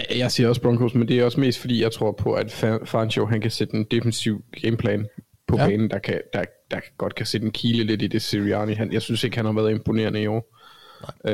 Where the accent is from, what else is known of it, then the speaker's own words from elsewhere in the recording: Copenhagen, Capital Region of Denmark, Denmark; accent: Copenhagen (københavnsk); now in Jutland, Denmark; Jeg snakker for, jeg snakker for københavnsk